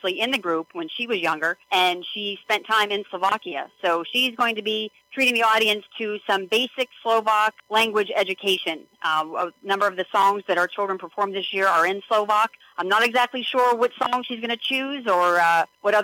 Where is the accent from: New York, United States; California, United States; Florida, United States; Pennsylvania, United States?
Pennsylvania, United States; McKeesport; I grew up in McKeesport, and I was in the marching band at McKeesport High School